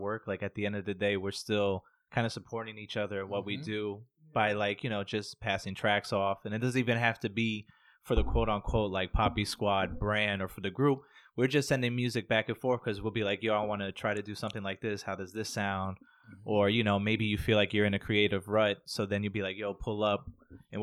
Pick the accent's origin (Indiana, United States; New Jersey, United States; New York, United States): New York, United States; New York City; we are from the Bronx